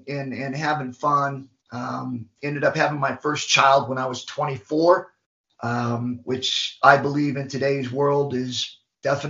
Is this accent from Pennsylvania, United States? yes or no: no; Macon, Georgia, United States; I was born in Macon, Georgia, went through a bad upbringing through group homes and ended up getting adopted